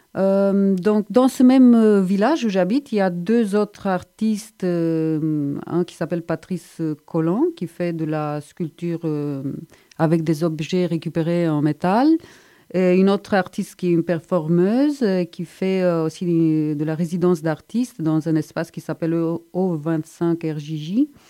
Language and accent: French; Bucharest, Romania; moved away as an adult; also born or lived in Strasbourg, France / Montpellier, France; now in Montpellier area, France; Je viens de Bucarest en Roumanie